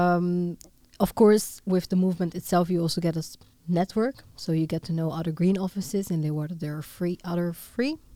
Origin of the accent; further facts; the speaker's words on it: Italy; moved away; Originally from Italy, but half Dutch.